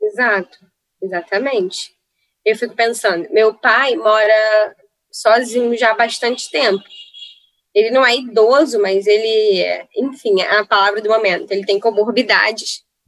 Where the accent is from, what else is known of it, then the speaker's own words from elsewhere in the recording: Rio de Janeiro, Brazil; venho da Penha, nasci na Penha, na Vila Cruzeiro